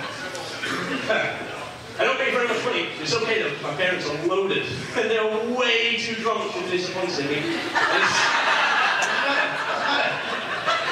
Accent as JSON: {"language": "English", "region": "England", "country": "United Kingdom", "moved": "yes", "lives_now": "Niagara Falls, Canada", "said": "I'm from England originally. I live in Niagara Falls"}